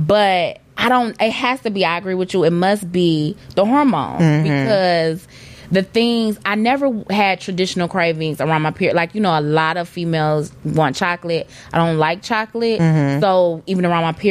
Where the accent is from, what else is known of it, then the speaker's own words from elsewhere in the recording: Detroit, Michigan, United States; I am from Detroit